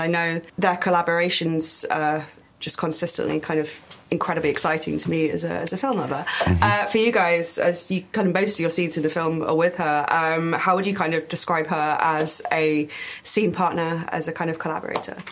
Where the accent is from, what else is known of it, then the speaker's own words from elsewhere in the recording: United Kingdom; as a British person